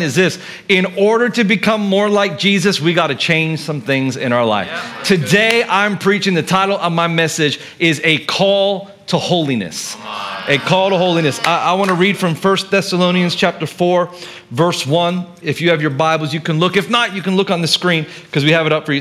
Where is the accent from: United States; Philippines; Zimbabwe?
Philippines; I grew up here in the Philippines, and in Mega Mall